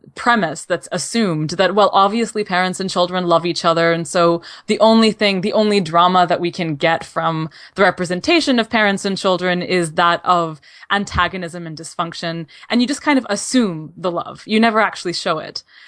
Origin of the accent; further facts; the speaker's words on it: Canada; As a Canadian